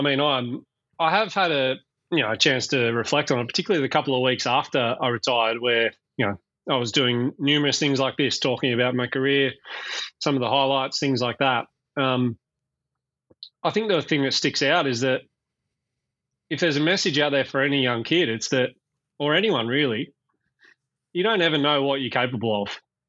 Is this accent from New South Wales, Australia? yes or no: yes; Bathurst, New South Wales, Australia; I grew up in Bathurst, out in the country, about 3 hours west of Sydney.